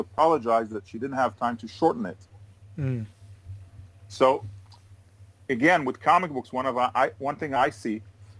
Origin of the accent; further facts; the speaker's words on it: United States; also born or lived in Switzerland / England; now in Israel; I grew up in the States.